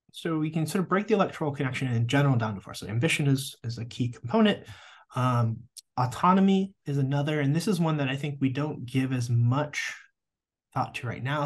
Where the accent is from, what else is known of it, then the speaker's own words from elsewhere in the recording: Nebraska, United States; moved away as an adult; also born or lived in Des Moines, Iowa / Missouri / Georgia / Durham, North Carolina; now in Lubbock, United States; I grew up in Nebraska.